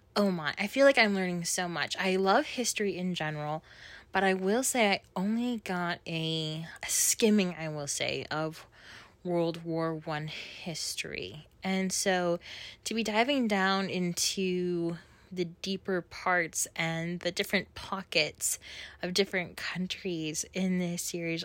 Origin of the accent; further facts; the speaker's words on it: Minneapolis, Minnesota, United States; I'm from Minneapolis, Minnesota